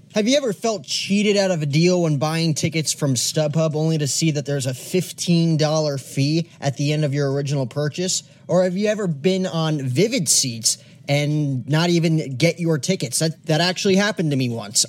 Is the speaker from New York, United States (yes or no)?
no; New Jersey, United States; my entire childhood growing up in New Jersey